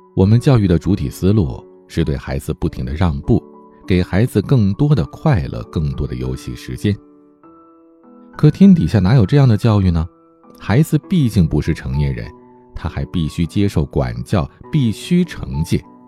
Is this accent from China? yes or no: yes; Heilongjiang, China; 我的老家黑龙江，下边齐齐哈尔市的泰兰县